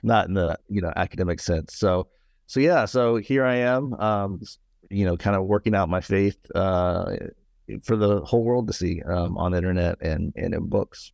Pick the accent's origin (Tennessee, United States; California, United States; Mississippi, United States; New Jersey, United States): Tennessee, United States; Nashville; I was born and raised in the Buckle of the Bible Belt, uh, here in Nashville, Tennessee